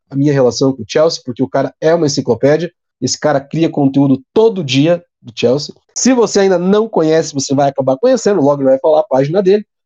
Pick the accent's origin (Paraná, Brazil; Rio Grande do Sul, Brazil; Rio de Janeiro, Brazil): Paraná, Brazil; Nós somos paranaenses e eles são mineiros, são torcedores do bom e velho Galo.